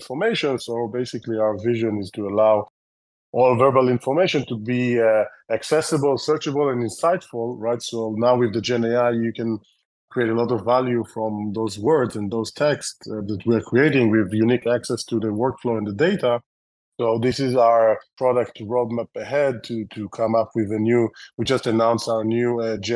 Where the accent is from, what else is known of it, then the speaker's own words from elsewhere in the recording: Israel; accent: Israeli; English is a second language; my terrible Israeli accent